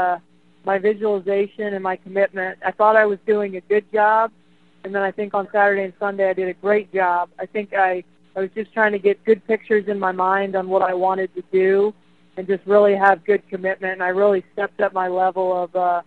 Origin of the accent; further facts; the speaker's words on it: United States; As an American golfer growing up